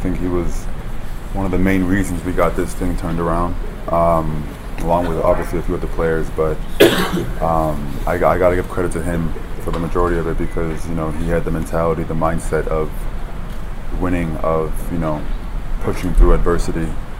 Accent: New Jersey, United States; born there; I'm not from South Florida. I was born in Jersey.

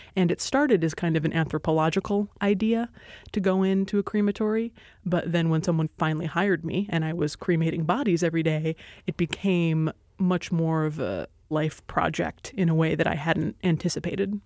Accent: Hawaii, United States; moved away as an adult; I grew up in Hawaii

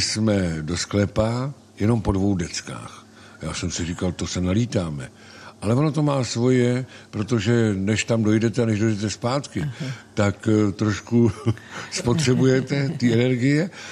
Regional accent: Plzeň, Plzeň Region, Czechia; now in Central Bohemian Region, Czech Republic; Nejsem středočech, jsem západočech, narodil jsem se v Plzni, v městě skvělého piva a můj otec byl sládek na železné rudě

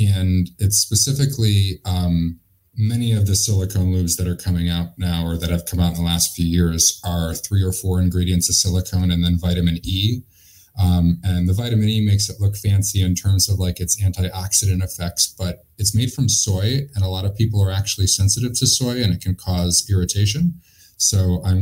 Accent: Hartford, Connecticut, United States; I grew up in Hartford, Connecticut in an Irish and Italian Catholic family

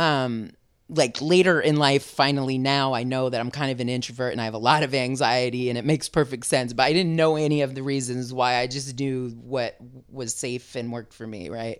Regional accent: San Francisco, California, United States; moved away as an adult; also born or lived in Vermont / Richmond, California; now in Oakland, United States; I still claim being from San Francisco

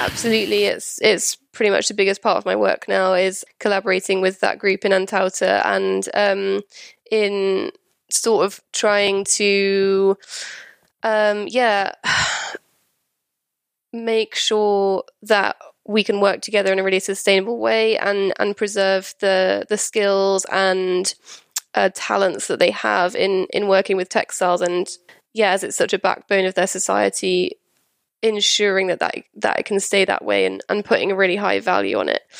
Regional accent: Wales, United Kingdom; moved away as an adult; also born or lived in London / Winchester; I'm from Wales originally

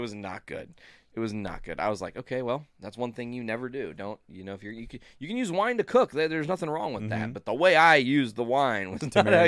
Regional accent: North Carolina, United States; I'm from North Carolina

